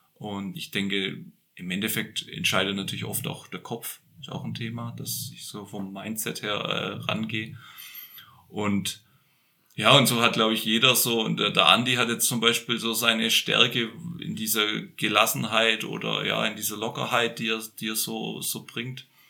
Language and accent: German; Böblingen, Baden-Württemberg, Germany; now in Franconian Lake District, Germany; ich bin ja Schwabe, also gebürtig in Böbling.